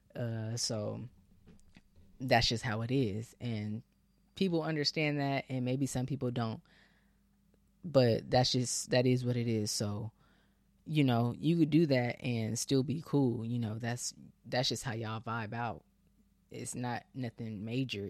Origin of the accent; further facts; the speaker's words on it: Bay Area, Northern California, United States; moved away as an adult; now in Texas, United States; I'm Bay Area with it pretty much